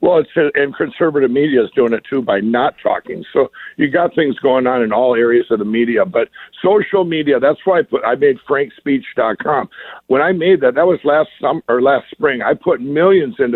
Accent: Minnesota, United States; I come from Minnesota

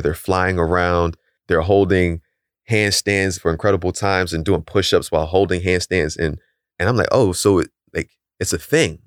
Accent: Philadelphia, Pennsylvania, United States; we're both from Philly

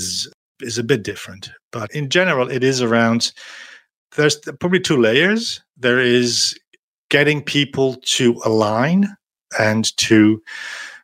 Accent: Netherlands; moved away as an adult; now in France

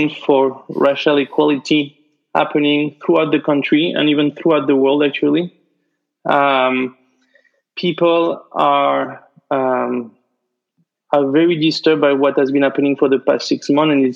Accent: France; English is a second language; moved away as an adult; now in United States; I'm from France, but I've been practicing law in the US for the past 15 years

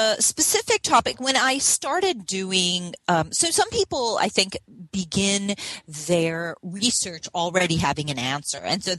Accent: Hawaii, United States; I grew up in Hawaii, and Hawaii is a place where the question of missionaries, and particularly missionary education, is actually important, quite relevant.

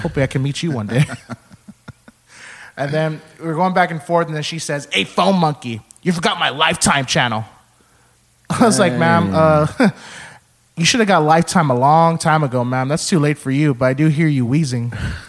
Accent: Texas, United States; Oh, my God, are you from Texas? I'm like, oh, yeah, we're from Texas.

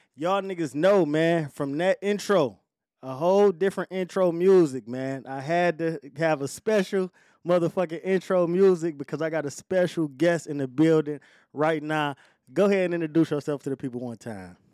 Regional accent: Detroit, Michigan, United States; I'm from Joy Road

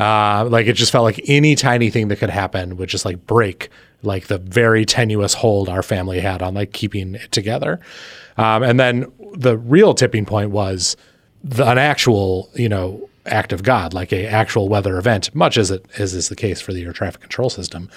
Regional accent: East Coast, United States; being an insane East Coaster

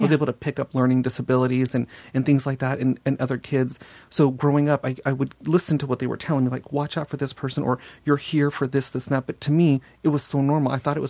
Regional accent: Los Angeles, California, United States; also born or lived in Simi Valley; I grew up in North Hollywood and then moved to Simi Valley.

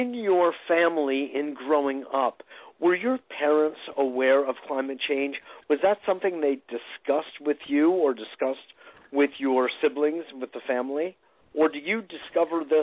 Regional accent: Westport, Connecticut, United States; now in New York, United States; I grew up in Westport

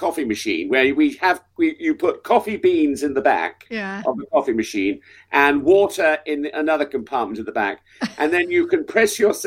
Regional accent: Salisbury, South West England, United Kingdom; also born or lived in Oldham; And we came down to Salisbury, where we set up home, and that was my whole of my hometown.

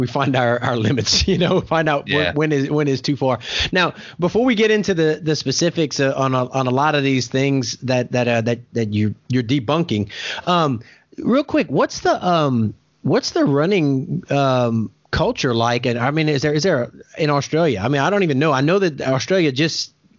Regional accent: United States; being an American

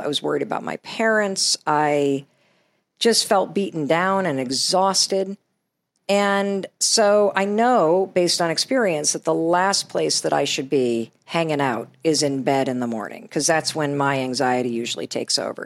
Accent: Western Michigan, United States; since I was a little girl growing up in Western Michigan

